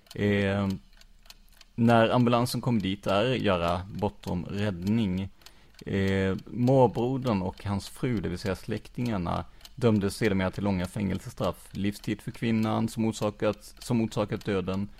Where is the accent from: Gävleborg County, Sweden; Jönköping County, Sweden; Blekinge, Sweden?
Blekinge, Sweden; Rödeby; also born or lived in Karlskrona; jag är ju uppvuxen i, i Rödeby